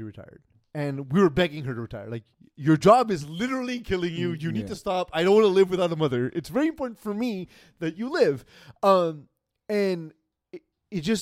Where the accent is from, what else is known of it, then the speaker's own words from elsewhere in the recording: Canada; we're Canadian